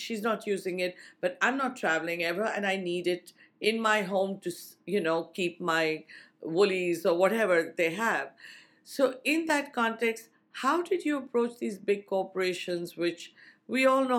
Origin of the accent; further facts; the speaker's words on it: India; I came from India in a culture that we recycle as far as possible